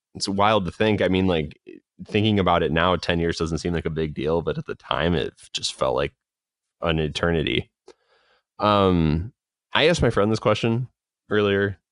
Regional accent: Chicagoland, Illinois, United States; I'm from Chicago, it's Chicago land

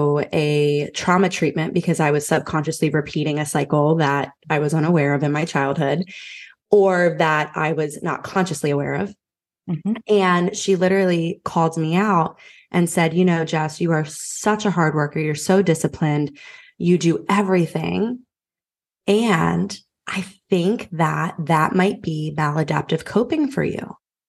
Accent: Philadelphia, Pennsylvania, United States; now in Raleigh, United States; Yeah, so I'm from Philly, but I live in Raleigh, North Carolina now.

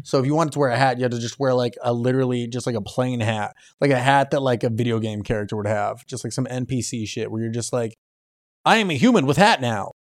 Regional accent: Naperville, Illinois, United States; I'm not, Naperville

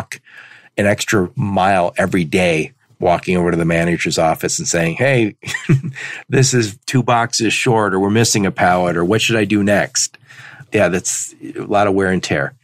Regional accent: Dearborn, Michigan, United States; I grew up in Dearborn

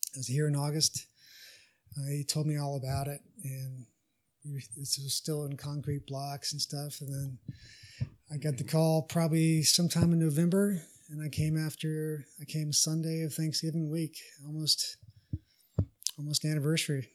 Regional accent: Texas, United States; I'm from Texas

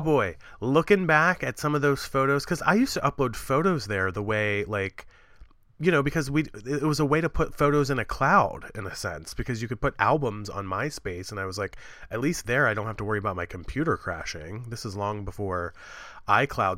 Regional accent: Appalachia, United States; I'm from Appalachia

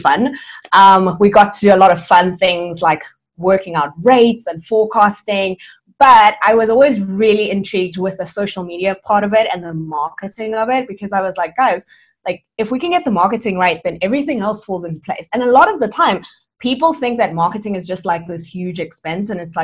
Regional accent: South Africa; also born or lived in Cuba; I'm originally from Cuba, but I've lived and grown up in South Africa all my life.

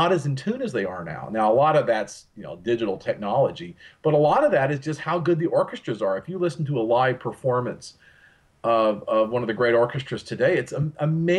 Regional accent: Texas, United States; where I'm from here in Texas

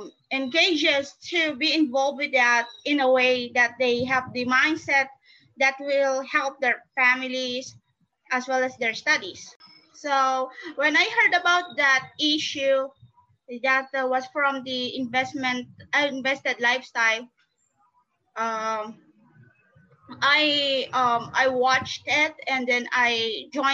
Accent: Philippines; from the Philippines

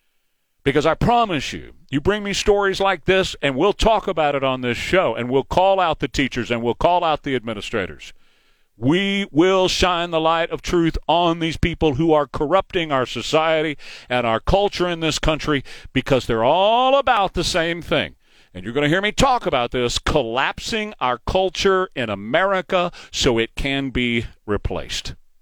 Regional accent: Texas, United States; now in Chicago, United States; My girlfriend and I are listening up here in Chicago. We are both from Texas, Corpus Christi and El Paso.

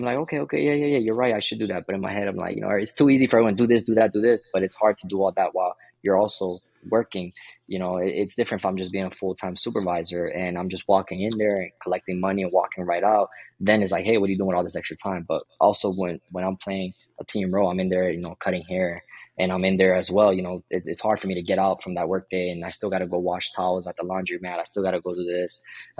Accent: Florida, United States; I came from Florida.

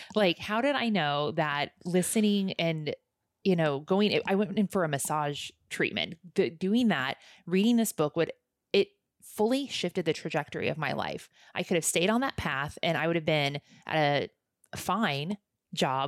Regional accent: Midwest, United States; moved away; I grew up in the Midwest, so I grew up in the Bible Belt

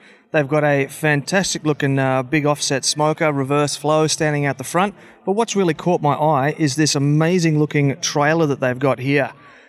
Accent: Australia; No, we're Australian. We can do it our way.

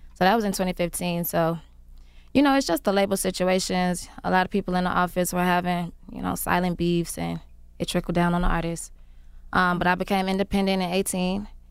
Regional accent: Chicago, Illinois, United States; I've been making music for a long time. I'm from Chicago

